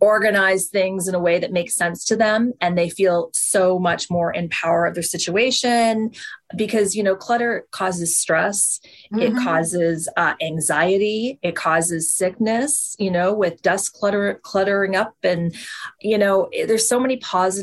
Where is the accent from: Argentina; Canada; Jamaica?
Canada; East Coast, Atlantic Canada; moved away as an adult; now in Toronto, Canada; I'm originally from the East Coast